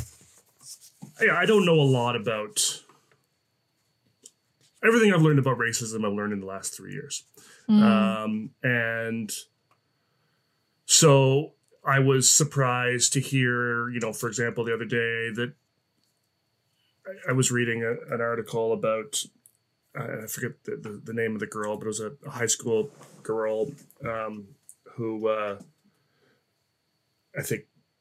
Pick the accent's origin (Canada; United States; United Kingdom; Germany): Canada; New Brunswick; moved away; I grew up on the East Coast of Canada in New Brunswick